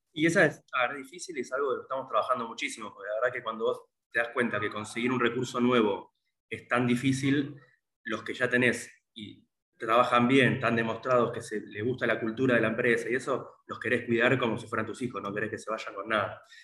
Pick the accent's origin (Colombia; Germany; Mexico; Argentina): Argentina; somos todos argentinos